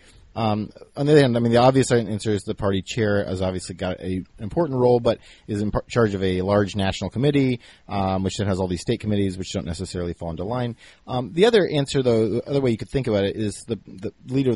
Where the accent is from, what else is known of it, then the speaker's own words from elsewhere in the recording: South Carolina, United States; now in Minnesota, United States; I am from South Carolina originally in the United States